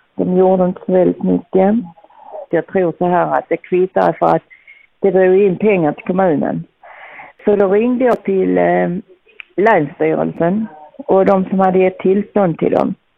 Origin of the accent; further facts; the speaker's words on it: Teckomatorp, Skåne, Sweden; jag är född i Teckomatorp. Jag har bott här alltid